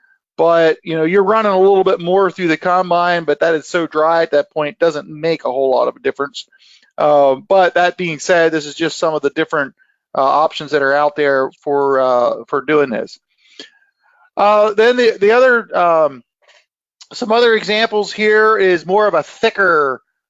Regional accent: Pennsylvania, United States; That's where I'm from. Of course, I gotta brag in my home state

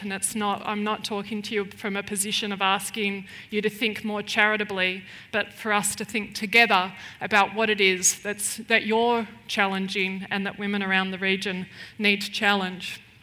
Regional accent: Melbourne, Victoria, Australia; moved away as an adult; now in Chiang Mai, Thailand; I'm originally from Melbourne

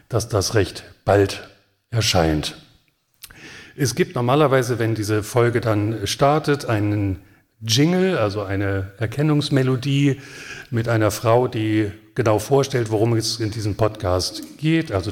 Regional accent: Hanover, Lower Saxony, Germany; Nun bin ich als Hannoveraner ja auch sehr häufig Gast schon dieses Festivals gewesen.

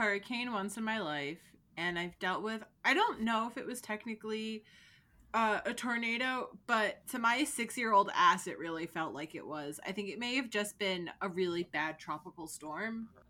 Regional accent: New Jersey, United States; So even though I do live in New Jersey and I grew up in New Jersey, so New Jersey got it way worse than Connecticut.

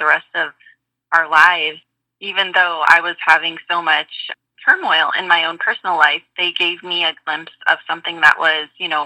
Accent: Cave Creek, Arizona, United States; they were also from my hometown of Cave Creek, where I was living at the time

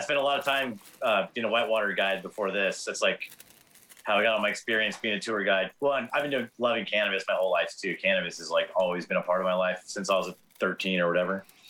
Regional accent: Torrance, California, United States; now in Quincy, United States; I grew up in Southern California in Torrance

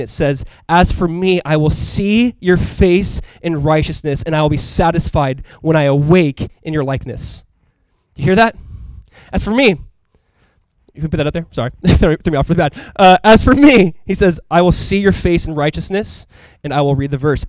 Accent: Southern California, United States; moved away; we grew up in Southern California. And so growing up, we'd go to Disneyland.

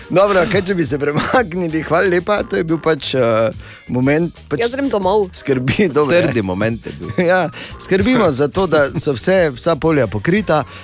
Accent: Slovenia; Slovenci smo vedno bili v špici, eh, ko govorimo o letenju in letalstvu

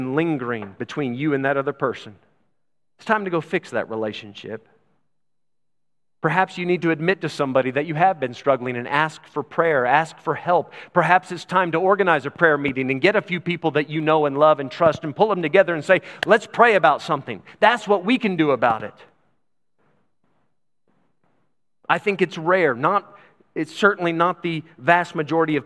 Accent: Texas, United States; I'm from Texas

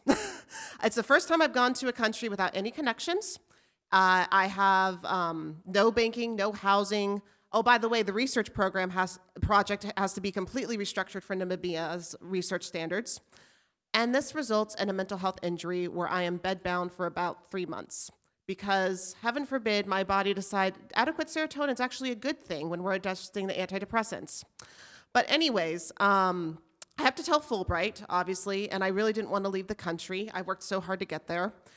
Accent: Albuquerque, New Mexico, United States; moved away as an adult; now in Alaska, United States; I grew up in Albuquerque

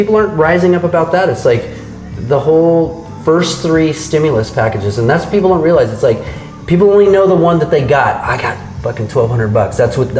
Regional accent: United States; I grew up in South County

